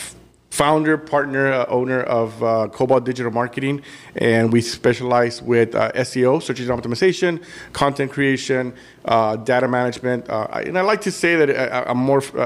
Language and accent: English; Brownsville, Texas, United States; also born or lived in McAllen, Texas; when I first moved back to the Valley, you know, my family is in Bronzeville, but I worked here in McAllen